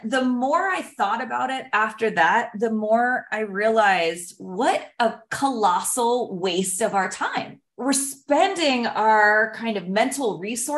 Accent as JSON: {"language": "English", "town": "Pittsburgh", "region": "Pennsylvania", "country": "United States", "tie": "born or raised there", "moved": "yes", "lives_now": "San Diego, United States", "said": "I grew up in Pittsburgh, Pennsylvania"}